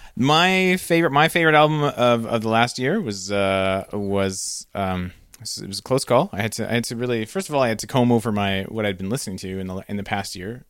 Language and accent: English; Canada; as a Canadian